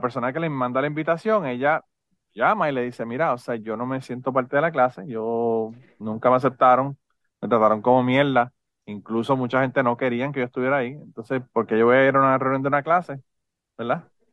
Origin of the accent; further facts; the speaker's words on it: Puerto Rico; si somos boricuas